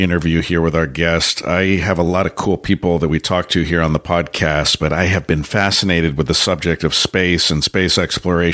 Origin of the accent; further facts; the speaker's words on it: San Francisco, California, United States; moved away as an adult; also born or lived in East Bay, California / Placer County, California; now in Washington, United States; I was born and raised in San Francisco, first 24 years of my life